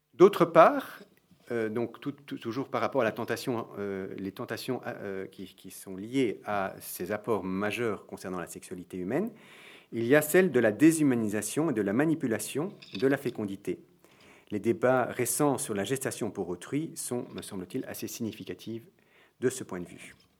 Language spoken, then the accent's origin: French; Belgium; je suis belge